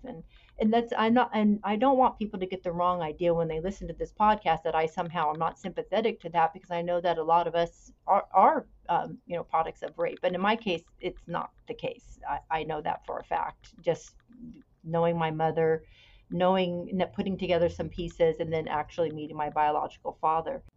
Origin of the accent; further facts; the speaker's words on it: Bay Area, California, United States; I was born in 1967 in California. I still live in California. I grew up in the Bay Area